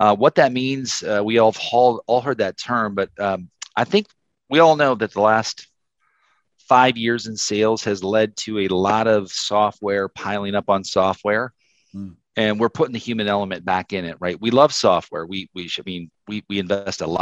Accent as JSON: {"language": "English", "region": "South Dakota", "country": "United States", "tie": "born or raised there", "also_born_or_lived": "Minneapolis", "said": "I'm from South Dakota."}